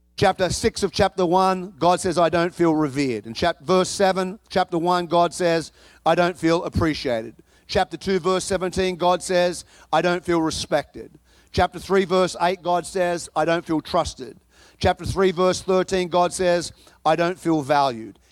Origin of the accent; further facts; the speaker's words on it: Chicago, Illinois, United States; now in Texas, United States; I come from Chicago